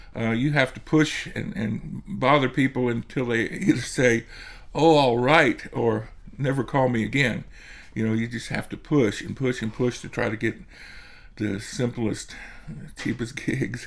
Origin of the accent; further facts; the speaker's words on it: Rockville, Maryland, United States; right here in Rockville